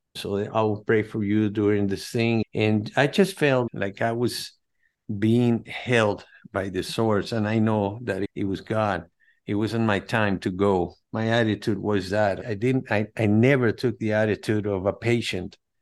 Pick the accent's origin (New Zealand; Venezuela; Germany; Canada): Venezuela; now in United States; I'm from Venezuela, from Greek parents and Spaniards, Madrid, Spain, but they migrated to Venezuela after World War Two